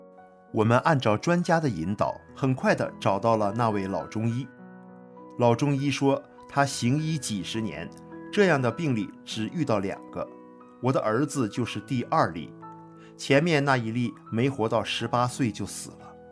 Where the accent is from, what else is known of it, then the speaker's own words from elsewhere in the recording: Northeast China, China; 大家好，我是东北人，今年六十一岁了，